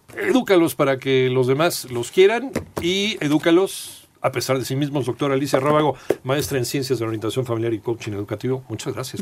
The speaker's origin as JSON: {"language": "Spanish", "country": "Mexico", "said": "Así somos los mexicanos"}